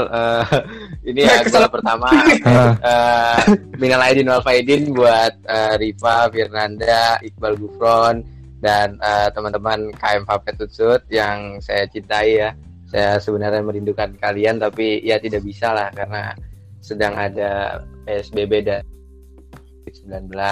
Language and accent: Indonesian; Bekasi, West Java, Indonesia; now in Purwokerto, Indonesia; Gue gue dari Kabupaten Bekasi aslinya. Uh, kebetulan gue sekarang di ini di Purwokerto